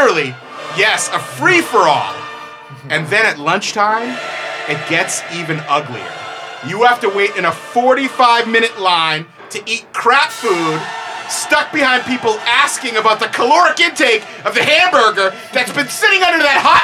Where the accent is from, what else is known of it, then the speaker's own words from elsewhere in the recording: Massachusetts, United States; I grew up in Massachusetts, and much like anyone else who grew up in near a big city, a Boston, a New York, a Chicago